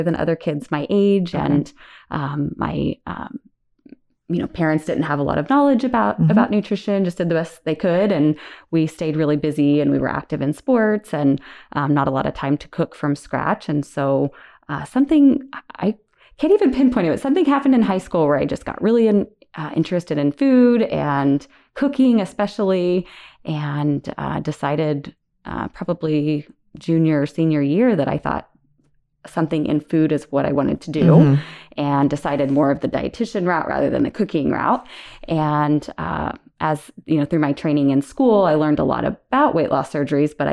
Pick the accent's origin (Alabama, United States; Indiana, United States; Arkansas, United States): Indiana, United States; moved away as an adult; also born or lived in Ellensburg, Washington; I was a Hoosier, so I grew up in Indiana.